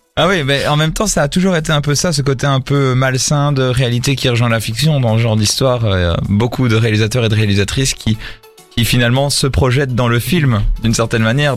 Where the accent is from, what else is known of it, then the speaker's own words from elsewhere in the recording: France; je suis français